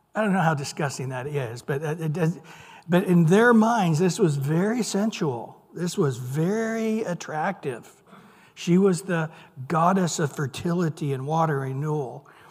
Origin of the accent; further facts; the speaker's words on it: Central California, United States; I grew up in Central California